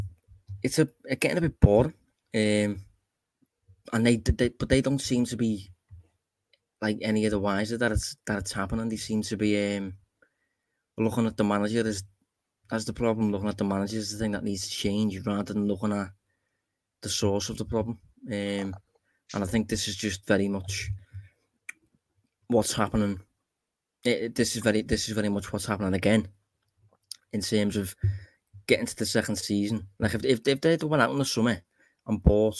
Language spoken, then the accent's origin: English; Liverpool, North West England, United Kingdom; I am obviously from Liverpool